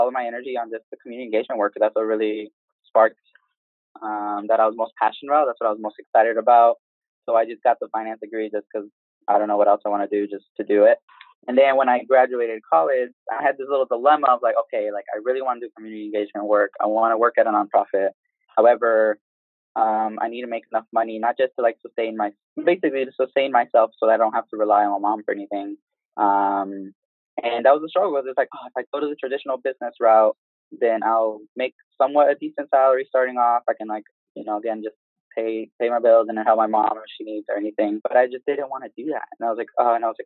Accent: Georgia, United States; I was born and raised in Georgia from a single immigrant mom

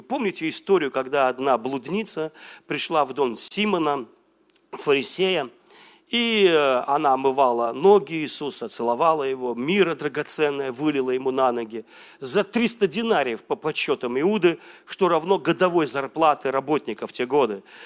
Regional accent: Velikiye Luki, Pskov Oblast, Russia; moved away; я был у себя на малой родине, в Великих Луках

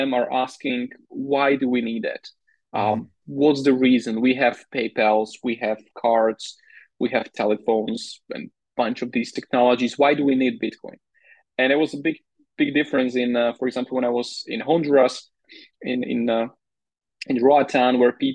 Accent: Slovakia; I was already born into Slovakia.

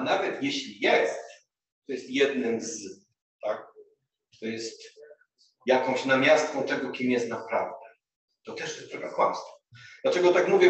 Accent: Głogów, Lower Silesian Voivodeship, Poland; moved away; also born or lived in Kraków; do Głogowa, do mojego rodzinnego miasta

